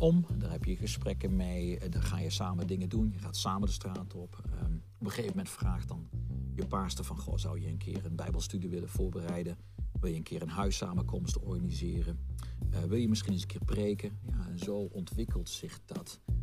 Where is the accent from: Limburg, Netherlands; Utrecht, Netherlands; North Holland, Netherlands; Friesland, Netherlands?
Limburg, Netherlands; Meijel; also born or lived in Roermond; op jonge leeftijd samen met mijn ouders natuurlijk verhuisd naar, eh, naar het dorpje Meijl. En dat is ook een klein dorpje, ongeveer 4000, 5000 inwoners. En daar heb ik mijn jeugd gehad